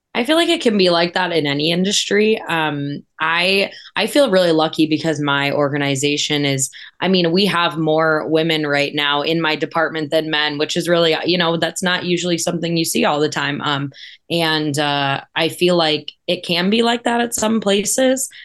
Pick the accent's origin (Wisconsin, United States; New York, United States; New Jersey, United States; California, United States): Wisconsin, United States; moved away; I'm originally from Wisconsin, um, and grew up a big Badger, Packer, Cubs, everything fan